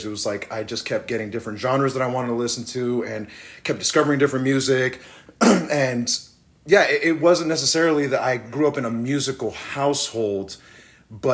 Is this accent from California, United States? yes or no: yes; Riverside, California, United States; I'm from Riverside, California.